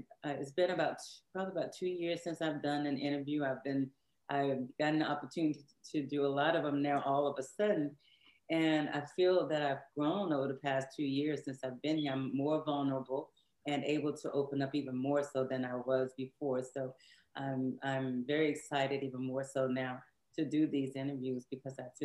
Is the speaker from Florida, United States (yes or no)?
no; Shreveport, Louisiana, United States; also born or lived in Houston, Texas; now in Dallas, United States; I'm from Houston, Texas, but I was raised in Shreveport, Louisiana. So now I live in Dallas, Texas.